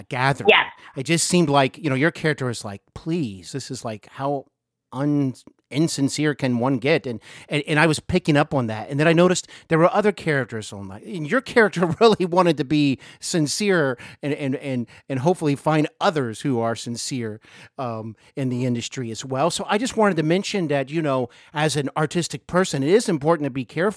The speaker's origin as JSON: {"language": "English", "town": "Cincinnati", "region": "Ohio", "country": "United States", "tie": "born or raised there", "also_born_or_lived": "Los Angeles", "said": "I'm now here in my hometown of Cincinnati"}